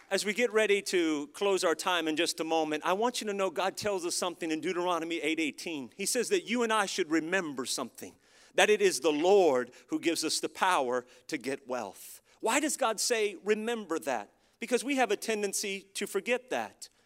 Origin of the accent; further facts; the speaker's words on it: United States; as an American living in America